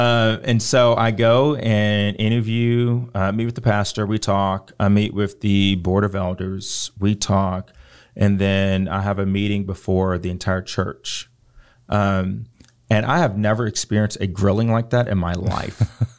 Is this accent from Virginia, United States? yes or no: yes; Richmond, Virginia, United States; So growing up, the city that I was born in Richmond, Virginia, is predominantly black, or at least was when I was there.